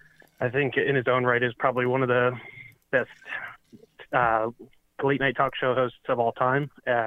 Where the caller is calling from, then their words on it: Columbus, Ohio, United States; I'm calling from Columbus, Ohio.